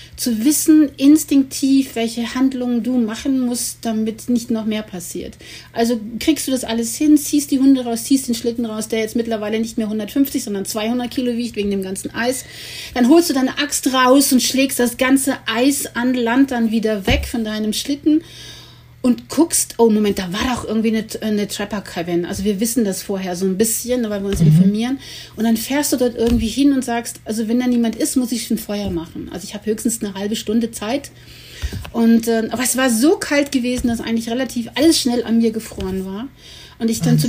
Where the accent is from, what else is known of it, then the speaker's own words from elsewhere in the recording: Cologne, North Rhine-Westphalia, Germany; ich komme aus Köln